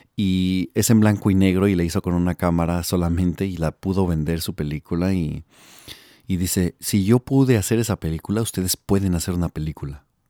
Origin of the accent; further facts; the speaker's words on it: Mexico City, Mexico; also born or lived in Milwaukee, Wisconsin, United States; now in Los Angeles, United States; soy del DF. Eh, nací en la Ciudad de México y me vine a Gringolandia en el 99, entonces ya llevo aproximadamente 16 años acá